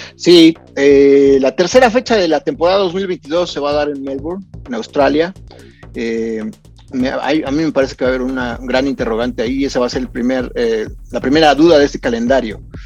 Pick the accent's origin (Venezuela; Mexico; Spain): Mexico; nosotros los mexicanos